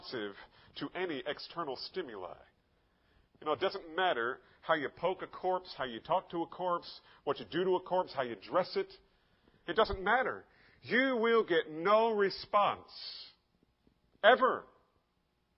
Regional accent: Bordentown, New Jersey, United States; as a child living in Bordentown, New Jersey. Yeah, I grew up there

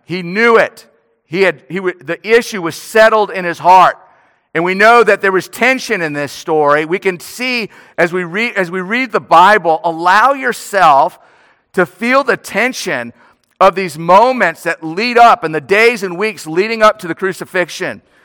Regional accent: New Orleans, Louisiana, United States; moved away; I'm from New Orleans

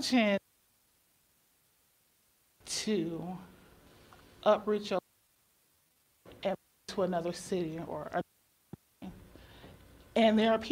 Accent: Chapel Hill, North Carolina, United States; also born or lived in Minnesota; I was born and raised here in Chapel Hill

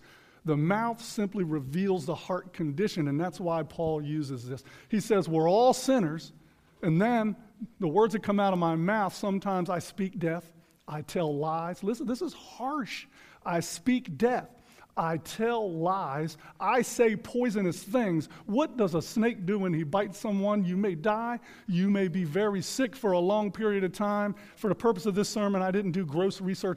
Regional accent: United States; in our country, in the United States of America today

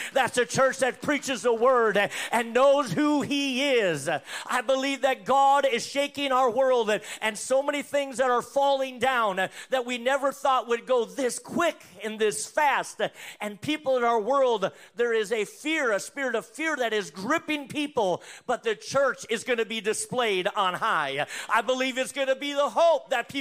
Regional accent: North Dakota, United States; moved away; I'm originally from North Dakota

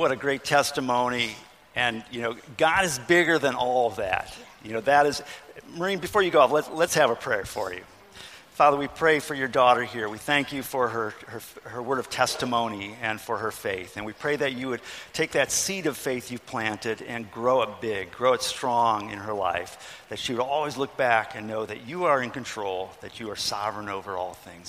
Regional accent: Ohio, United States; I grew up in Ohio

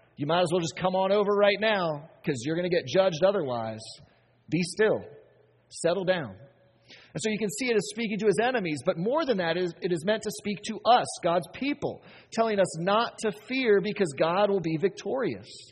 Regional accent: United States; we, as American Christians

